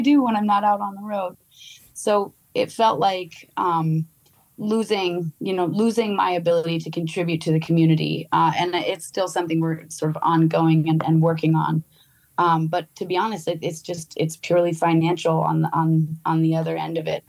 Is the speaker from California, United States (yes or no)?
no; Vermont, United States; I grew up in Vermont